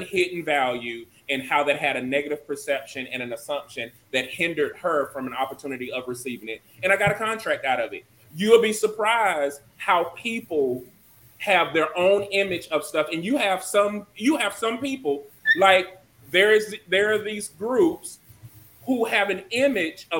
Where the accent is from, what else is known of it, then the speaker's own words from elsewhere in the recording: Georgia, United States; moved away; also born or lived in South Carolina; now I am from Georgia and stuff like, and I done live in South Carolina.